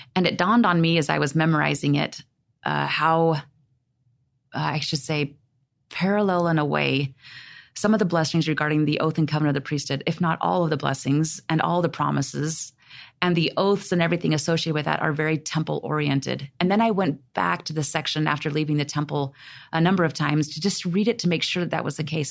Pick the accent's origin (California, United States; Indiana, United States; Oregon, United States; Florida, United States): Oregon, United States; I was raised in Oregon